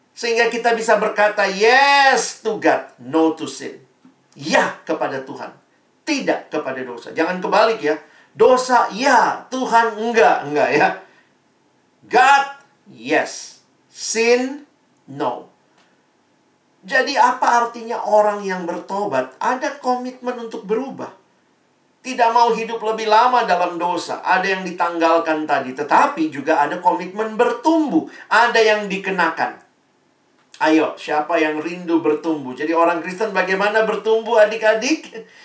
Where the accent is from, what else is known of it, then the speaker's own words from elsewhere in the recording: Ambon, Maluku, Indonesia; Saya ini orang Ambon, mama saya orang Manado, papa saya Ambon.